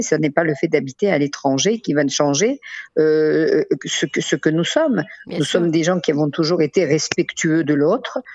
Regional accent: France; now in Israel; on a grandi en France, on a importé avec nous cette, ce, ce respect de l'autre

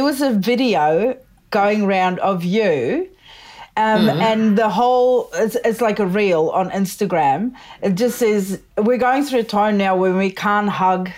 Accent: South Africa; moved away; I'm originally from South Africa.

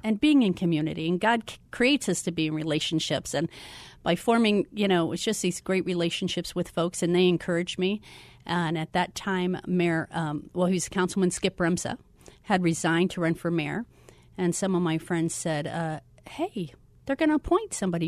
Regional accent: Florida, United States; moved away as an adult; also born or lived in Orange City, Iowa; now in Phoenix, United States; I grew up in Florida

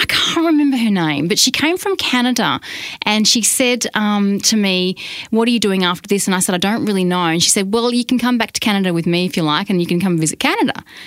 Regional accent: Australia; accent: Australian; She straight away said Australian

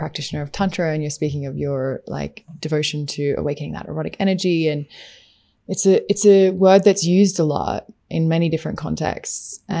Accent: Queensland, Australia; moved away as an adult; we're both from Queensland, the same state. I left Australia at 18

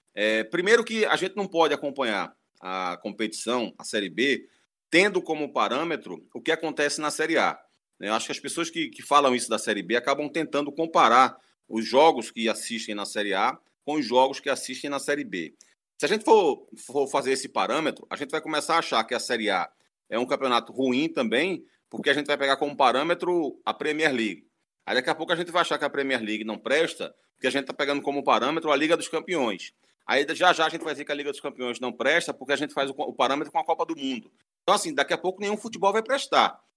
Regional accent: Northeast Region, Brazil; como nordestino

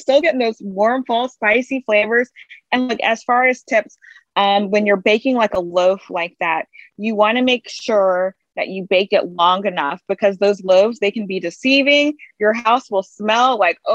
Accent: Baton Rouge, Louisiana, United States; I'm from Baton Rouge, Louisiana

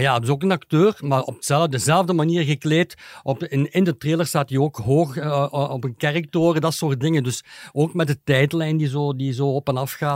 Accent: Leuven, Flanders, Belgium; ik ben van Leuven

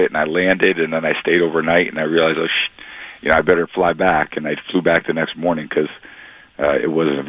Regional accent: California, United States; moved away as an adult; I was from California.

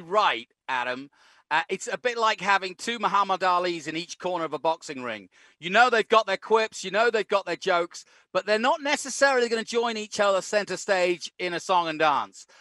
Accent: England, United Kingdom; now in Austin, United States; I grew up in England

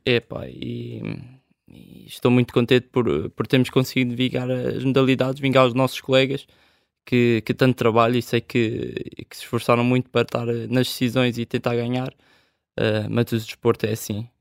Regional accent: Olival Basto, Lisbon, Portugal; also born or lived in Charneca; a minha infância sempre foi ali no Olival Baixo, mesmo no ringue do Grob

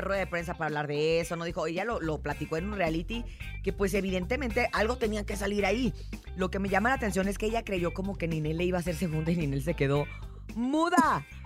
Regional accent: Mexico

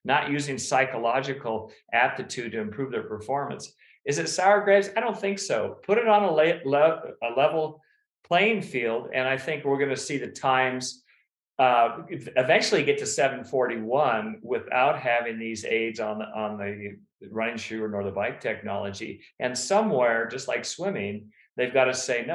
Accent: Davis, California, United States; moved away; my childhood house on Elmwood Drive in Davis

